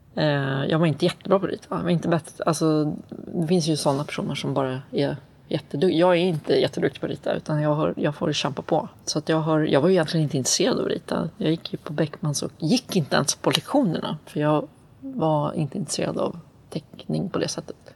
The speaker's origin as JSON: {"language": "Swedish", "country": "Sweden", "tie": "born or raised there", "also_born_or_lived": "Atlanta, Georgia, United States", "said": "Jag är född i Sverige. Och sen så, min pappa är från USA"}